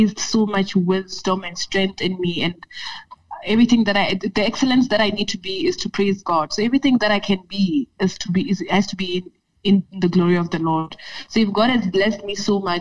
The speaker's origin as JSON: {"language": "English", "area": "Harafelo", "region": "Limpopo", "country": "South Africa", "moved": "yes", "lives_now": "Polokwane, South Africa", "said": "I'm currently based in Polokwane, but I am from Harafelo. And when I say I'm going home, that is where I go"}